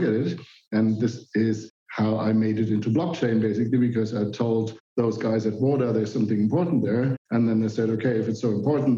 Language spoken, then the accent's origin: English; Germany; I'm a computer scientist. I'm from Germany